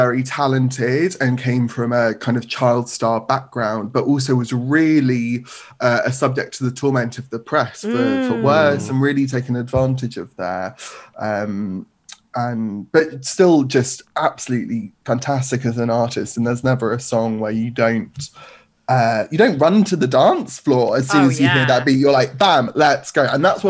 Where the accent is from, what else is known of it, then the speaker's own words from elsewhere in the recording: United Kingdom; also born or lived in Balsall Heath, Birmingham; I feel as a British person